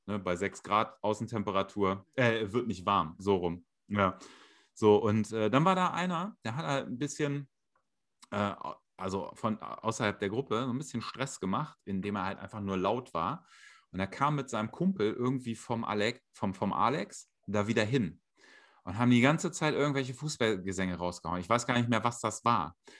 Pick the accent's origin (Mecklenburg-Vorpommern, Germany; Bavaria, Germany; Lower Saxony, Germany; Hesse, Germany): Lower Saxony, Germany; Hanover; ich komme ja aus Hannover